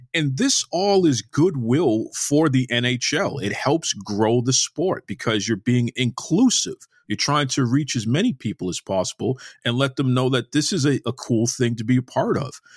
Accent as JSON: {"language": "English", "town": "Boston", "region": "Massachusetts", "country": "United States", "tie": "born or raised there", "said": "Growing up in Boston, which is a hockey town"}